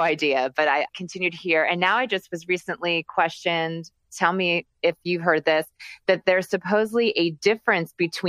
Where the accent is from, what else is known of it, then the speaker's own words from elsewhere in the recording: New Jersey, United States; moved away; I'm originally from New Jersey, been living out here for 20 plus some years